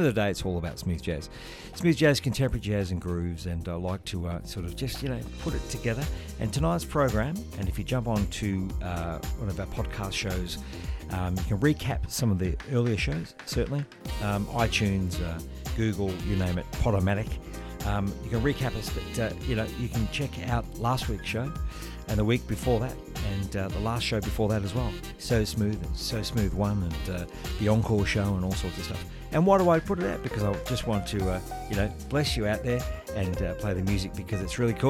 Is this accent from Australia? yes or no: yes; Melbourne, Victoria, Australia; I'm from Melbourne.